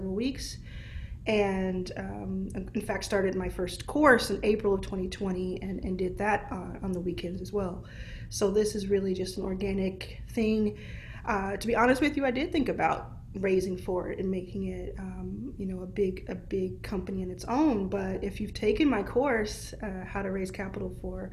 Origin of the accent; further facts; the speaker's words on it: Dallas, Texas, United States; I see Dallas already. This is my hometown